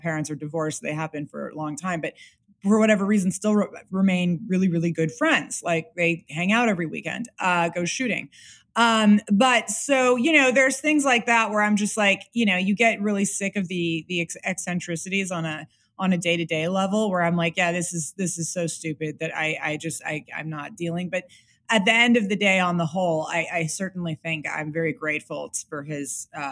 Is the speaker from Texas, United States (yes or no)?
no; Los Angeles, California, United States; moved away; I'm from Los Angeles specifically. I'm from like Bel Air and Beverly Hills.